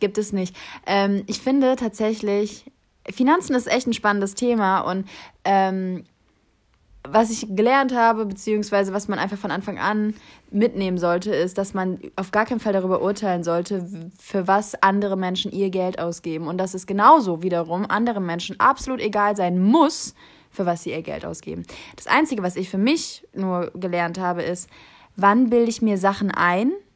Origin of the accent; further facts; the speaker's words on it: Kassel, Hesse, Germany; moved away as an adult; also born or lived in New York; now in Berlin, Germany; ich bin gebürtig aus Kassel, dort groß geworden und bis zur Schule, bis ich 18 war, habe ich auch dort gelebt.